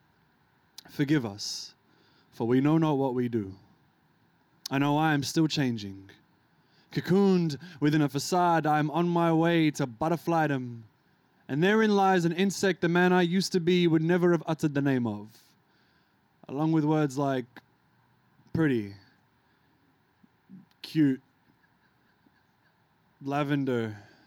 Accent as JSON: {"language": "English", "country": "Australia", "tie": "born or raised there", "also_born_or_lived": "Lebanon", "said": "I came here when I was like 3 years old"}